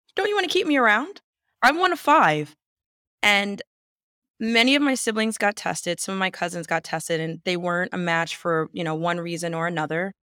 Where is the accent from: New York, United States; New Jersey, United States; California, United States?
New Jersey, United States; I'm from New Jersey